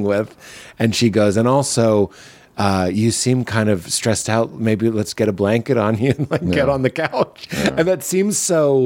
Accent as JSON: {"language": "English", "town": "Boston", "region": "Massachusetts", "country": "United States", "said": "I am from Boston"}